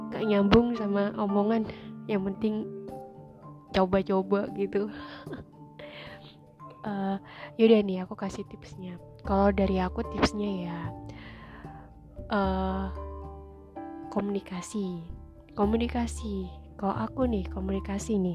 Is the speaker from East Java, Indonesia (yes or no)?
yes; Surabaya, East Java, Indonesia; aku udah LDR nih karena aku asalnya Surabaya dia Jakarta gitu kan